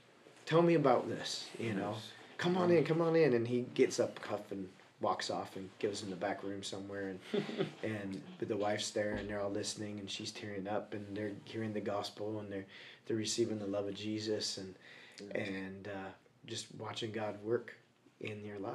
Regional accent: the West, United States; I'm a gringo from the West. I'll just talk to him.

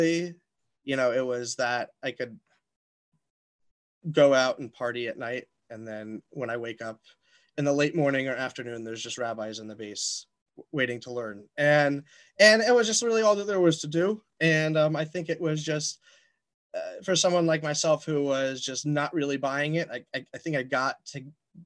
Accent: Atlanta, Georgia, United States; I grew up in Atlanta, Georgia.

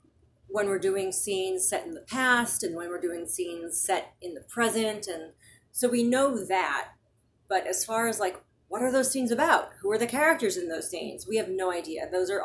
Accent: Scranton, Pennsylvania, United States; moved away; I'm from Scranton, Pennsylvania.

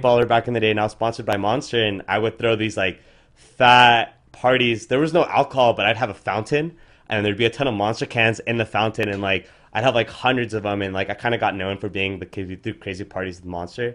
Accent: Orange County, California, United States; We're from Orange County.

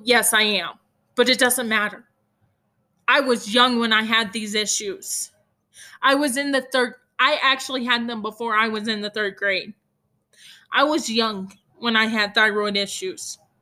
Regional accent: Hereford, Texas, United States; I am from Hereford, Texas, which is the beef capital of the world

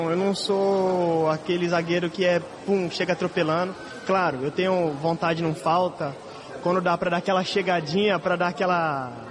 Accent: Mato Grosso do Sul, Brazil; Eu sou do Mato Grosso do Sul, lá é acostumado a ver onça e jacaré.

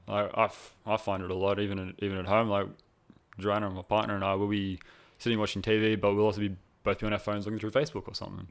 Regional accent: Cronulla, New South Wales, Australia; I'm originally from Cronulla in New South Wales

